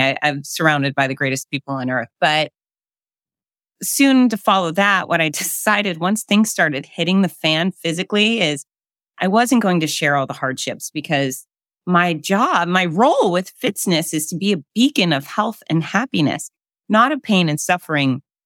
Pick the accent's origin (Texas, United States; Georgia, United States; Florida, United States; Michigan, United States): Florida, United States; I'm born and raised in Florida.